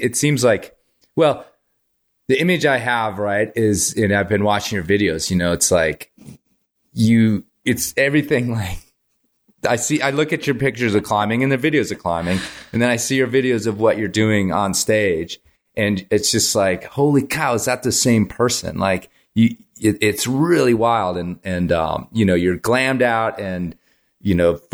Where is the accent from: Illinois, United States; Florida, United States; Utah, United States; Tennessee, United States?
Illinois, United States; Libertyville; I grew up in Libertyville, Illinois, so North Chicago